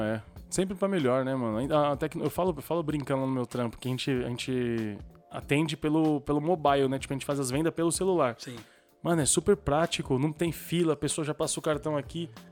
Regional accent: Brazil; Eu sou, eu sou brasileiro

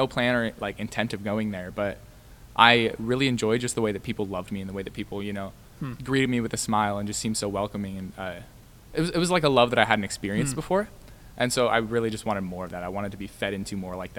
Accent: Deer Park, Washington, United States; I grew up about 15 minutes north of there in a little town called Deer Park

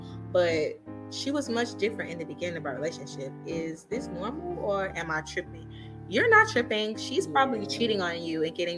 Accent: St. Louis, Missouri, United States; you know I'm from St. Louis, Missouri. You know they call it the Mo

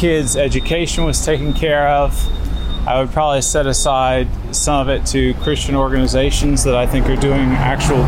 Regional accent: United States; moved away as an adult; now in Moscow, Russia; I'm an American who's been living in Russia for over a year and a half with my wife and five children

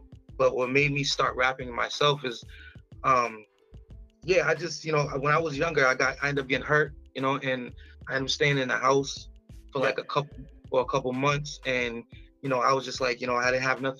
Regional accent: Brockton, Massachusetts, United States; also born or lived in Mississippi; I'm originally from Brockton

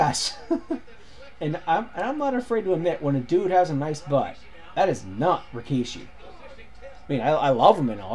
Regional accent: Cannington, Ontario, Canada; I was from Cannington.

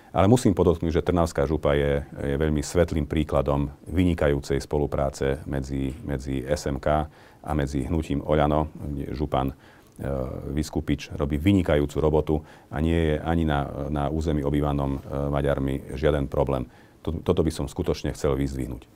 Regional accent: Medzibodrožie, Košice Region, Slovakia; hlavne tam na medzibodroží, odkiaľ pochádzam

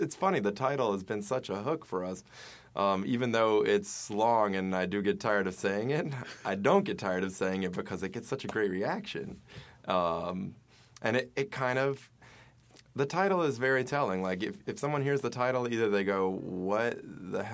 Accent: Baton Rouge, Louisiana, United States; I'm from Louisiana. I'm from Baton Rouge

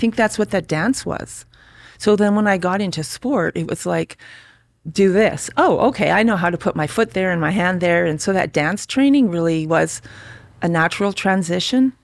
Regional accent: Calgary, Alberta, Canada; also born or lived in Regina, Saskatchewan; I grew up in Calgary. Well, actually, I was born in Regina. Three years old, my parents moved to Calgary with our family.

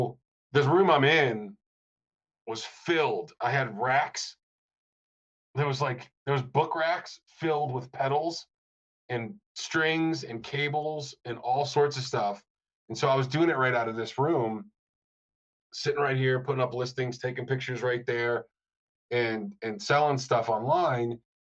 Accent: Rochester, New York, United States; moved away; also born or lived in Denver; where I grew up in Rochester, I was about a mile, little over a mile from the original MXR

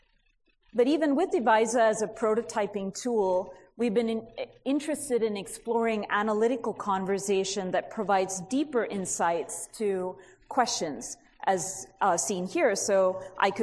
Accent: California, United States; I'm from California

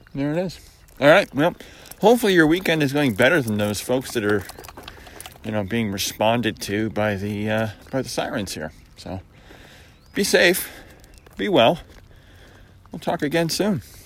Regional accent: Syracuse, New York, United States; moved away; where I grew up in Syracuse was Zone 5B

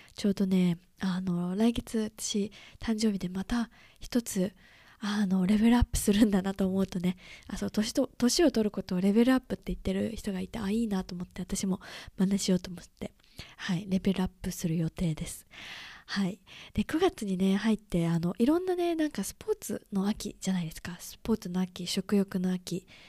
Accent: Chiba, Japan; moved away as an adult; also born or lived in London; now in United Kingdom; 私はねあの千葉生まれ千葉出身なので

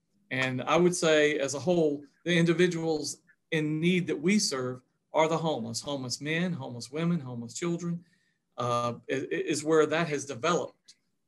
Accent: North Augusta, South Carolina, United States; also born or lived in Columbia, South Carolina; I'm a native of North Augusta, South Carolina. I love saying that, especially since I work in South Carolina now. Over all these years, I have, I grew up there in North Augusta. I've lived across the river in Augusta for quite

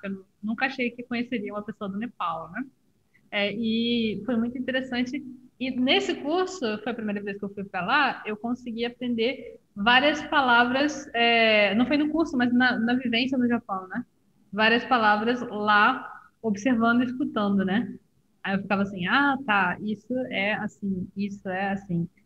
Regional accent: Rio de Janeiro, Brazil; eu sou do Rio de Janeiro

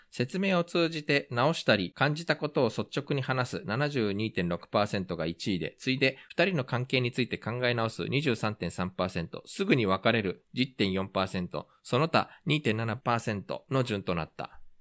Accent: Japan; also born or lived in South Korea; 日本生まれ、韓国在住経験があり

